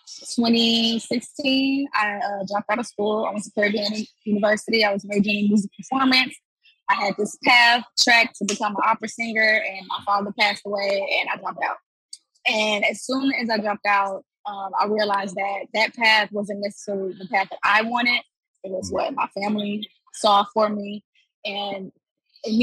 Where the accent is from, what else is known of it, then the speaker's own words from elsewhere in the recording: Houston, Texas, United States; I am from Houston, Texas, born and raised.